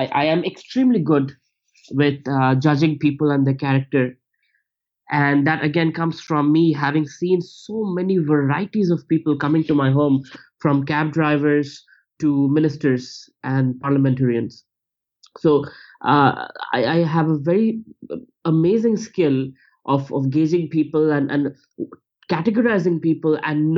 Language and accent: English; India; moved away as an adult; also born or lived in United States; I was not judged for being Indian or brown